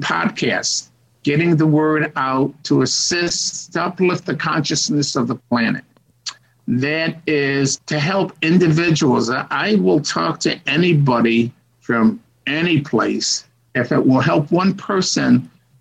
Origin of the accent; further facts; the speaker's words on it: Rochester, New York, United States; moved away as an adult; now in China; I was born in Rochester, New York